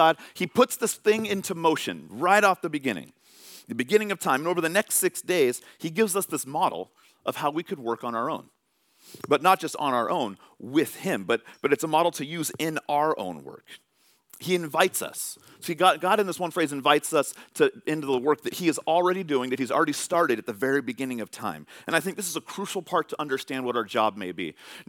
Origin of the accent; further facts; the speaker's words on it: California, United States; I'm coming from California. I'm a Giants fan, but coming here, I was like, the Mariners are in a different division.